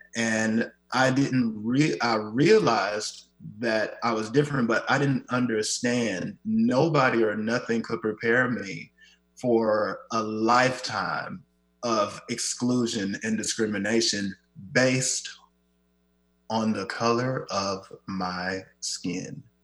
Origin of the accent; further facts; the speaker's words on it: Kansas City, Missouri, United States; moved away as an adult; now in Seattle, United States; my hometown that they have been, Kansas City